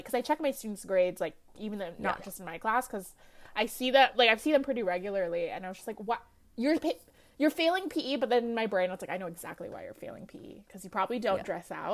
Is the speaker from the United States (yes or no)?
yes; Lakewood, California, United States; I grew up in Lakewood, California